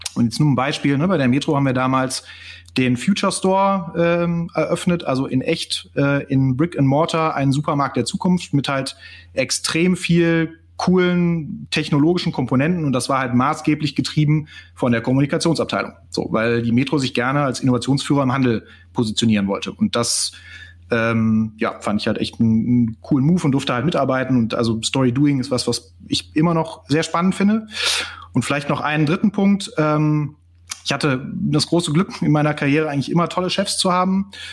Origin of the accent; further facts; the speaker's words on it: Cologne, North Rhine-Westphalia, Germany; habe BWL in Köln studiert, bin auch Kölner